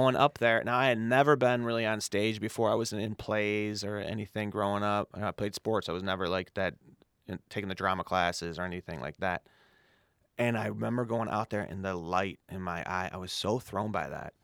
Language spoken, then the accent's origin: English; Chicago, Illinois, United States; I grew up on the south side of Chicago in Morgan Park